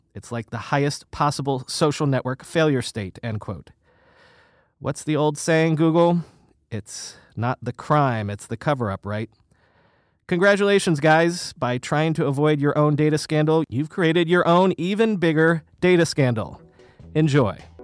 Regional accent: the South, United States; also born or lived in Northeast US; now in New York, United States; I grew up in the South

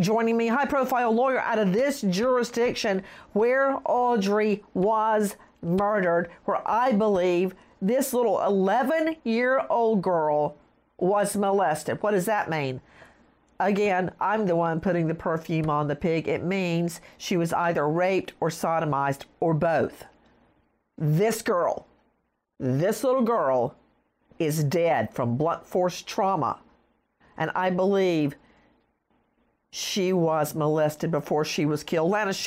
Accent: rural Bibb County, Georgia, United States; my hometown, rural Bibb County in the middle of Georgia on a red dirt road

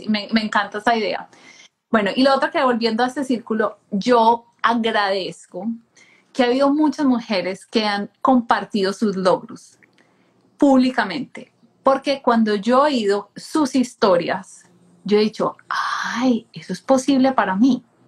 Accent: Colombia; crecí en Colombia

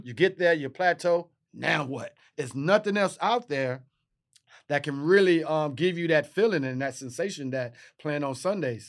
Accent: Texas, United States; I'm from Texas

